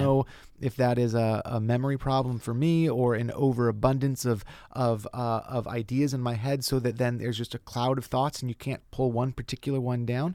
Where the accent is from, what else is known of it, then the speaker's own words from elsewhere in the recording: Lakeside, California, United States; moved away as an adult; also born or lived in Brooklyn, New York; now in Los Angeles, United States; I grew up out in East County in a place called Lakeside